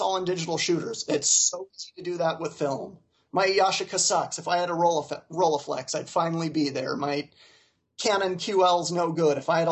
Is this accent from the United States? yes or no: yes; Utah, United States; I grew up in Utah County, Utah